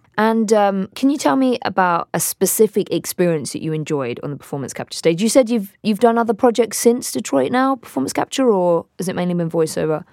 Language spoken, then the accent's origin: English; Hampshire, South East England, United Kingdom; grew up in Hampshire in England